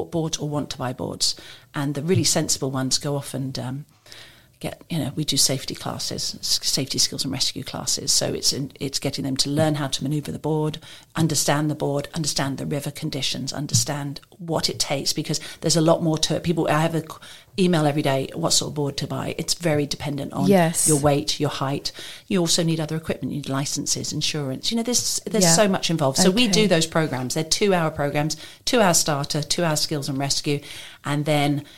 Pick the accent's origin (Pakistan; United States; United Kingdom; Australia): United Kingdom; England; moved away as an adult; now in Maidenhead, United Kingdom; I'm originally from England, but I've lived in different countries